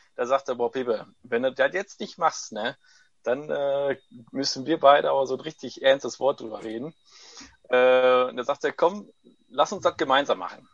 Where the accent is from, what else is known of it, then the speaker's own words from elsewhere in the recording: Heiden, North Rhine-Westphalia, Germany; German is a second language; also born or lived in Corato, Apulia, Italy; geborener Italiener, äh, mit neun Jahren nach äh, Deutschland gekommen, direkt nach Heiden